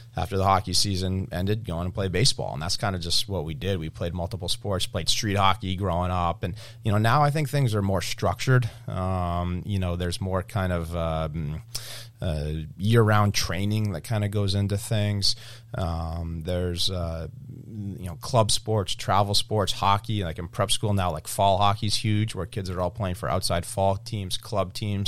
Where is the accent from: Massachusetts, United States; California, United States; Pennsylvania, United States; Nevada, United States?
Massachusetts, United States; Cape Cod; We grew up on the Cape